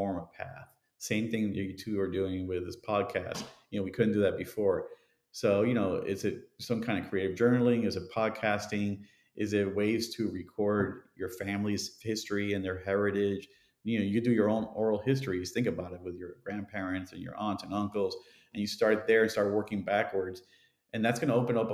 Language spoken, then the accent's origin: English; Miami, Florida, United States; when I grew up in Miami in the 70s and 80s